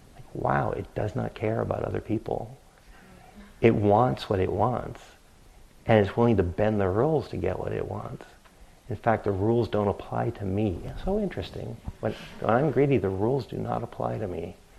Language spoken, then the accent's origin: English; New England, United States; growing up in New England